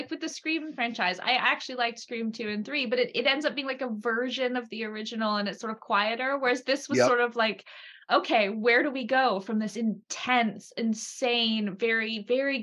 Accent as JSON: {"language": "English", "region": "the South", "country": "United States", "tie": "born or raised there", "said": "we grew up with in the South"}